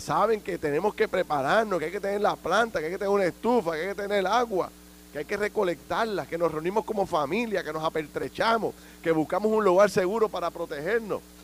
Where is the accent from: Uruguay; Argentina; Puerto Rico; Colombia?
Puerto Rico; como ciudadano, como puertorriqueño